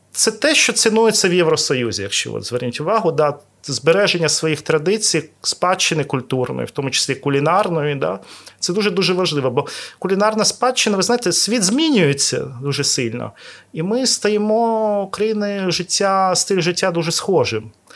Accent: Odesa, Odesa Oblast, Ukraine; я народився в Одесі.

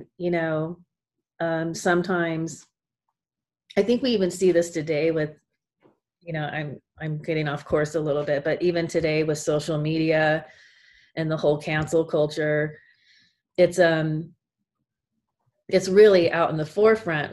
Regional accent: California, United States; I was born in California, and I have a part of the family that is, like, a surfers and into the surf culture. So we grew up with the beach

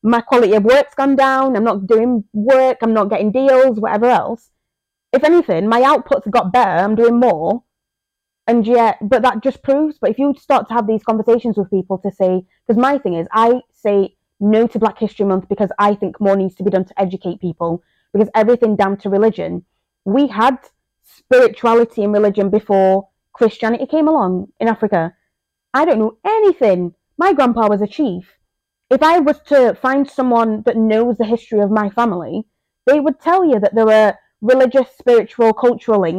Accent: England, United Kingdom; English is a second language; also born or lived in Zambia; I grew up in England, and who, being from Zambia

